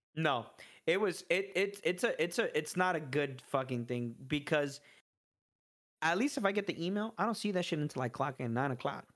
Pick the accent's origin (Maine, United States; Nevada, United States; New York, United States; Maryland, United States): New York, United States; New York City; I was born in the Bronx